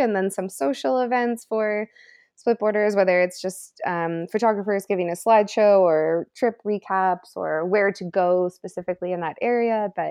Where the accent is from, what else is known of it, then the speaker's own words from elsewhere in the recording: Calgary, Alberta, Canada; now in Whistler, Canada; I grew up in Calgary, Alberta.